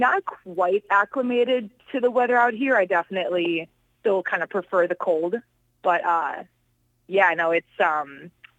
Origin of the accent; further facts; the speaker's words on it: Chicago, Illinois, United States; moved away as an adult; also born or lived in Poland; now in San Diego, United States; I mean, if we're going to be technical, I'm actually from Poland, but I moved to Chicago when I was like 2 years old.